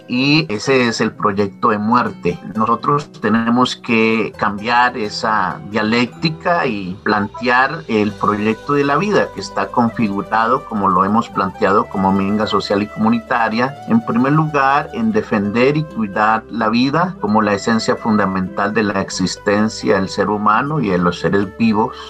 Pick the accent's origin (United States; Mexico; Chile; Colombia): Colombia; debemos de hacer como ciudadanos, como colombianos